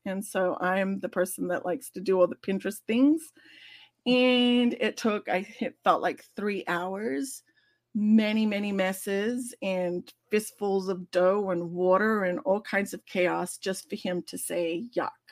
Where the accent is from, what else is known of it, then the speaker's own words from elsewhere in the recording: Australia; moved away; as an Australian